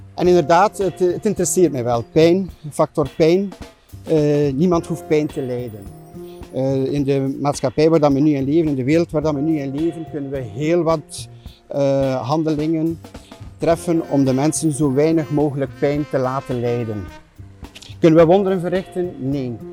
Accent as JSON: {"language": "Dutch", "area": "Flemish Ardennes", "region": "Flanders", "country": "Belgium", "tie": "born or raised there", "also_born_or_lived": "Oudenaarde", "moved": "yes", "said": "Ik ben geboren in Oudenaarde en eigenlijk ben ik opgegroeid in de Vlaamse Ardennen."}